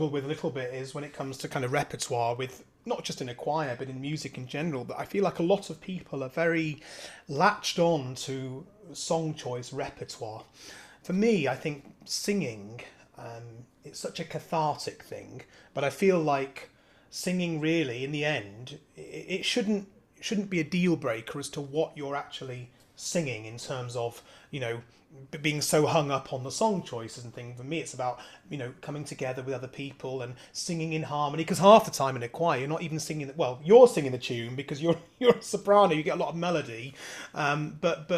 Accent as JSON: {"language": "English", "area": "Devon", "region": "South West England", "country": "United Kingdom", "tie": "born or raised there", "said": "I was born in Devon"}